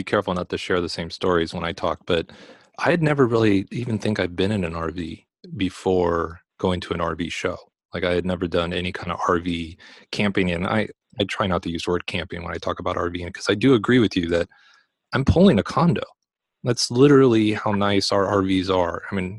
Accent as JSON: {"language": "English", "town": "Los Angeles", "region": "California", "country": "United States", "tie": "born or raised there", "said": "I spent 45 of my 46 years in the LA area."}